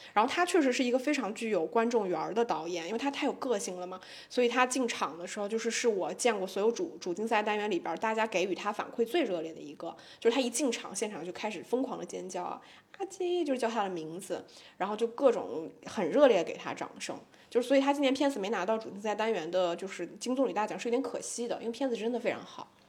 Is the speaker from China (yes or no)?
yes; Shanghai, China; 我们上海